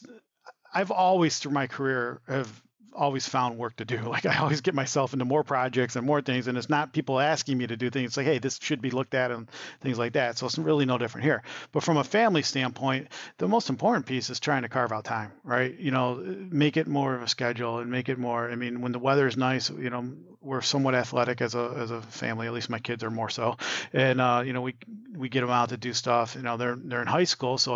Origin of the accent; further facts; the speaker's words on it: a little town south of Ann Arbor, Michigan, United States; moved away; also born or lived in Detroit area; I grew up in Michigan in a little town south of Ann Arbor.